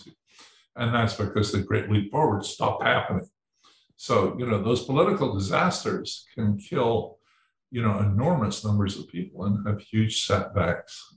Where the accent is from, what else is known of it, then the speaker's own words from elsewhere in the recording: Edinburgh, Scotland, United Kingdom; I was born in Edinburgh